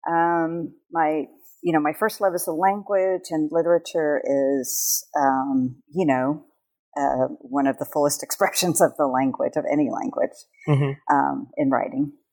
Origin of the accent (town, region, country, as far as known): California, United States; born or raised there; moved away as an adult; now in Hawaii, United States